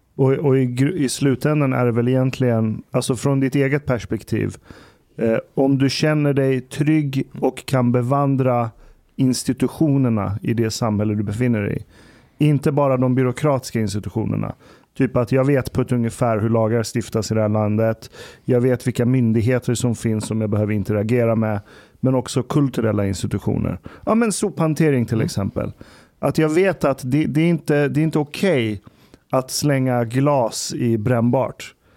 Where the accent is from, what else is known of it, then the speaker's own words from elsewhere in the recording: Stockholm, Stockholm County, Sweden; moved away as an adult; also born or lived in Uppsala; Vi var ju minoritet stockholmare i vår klass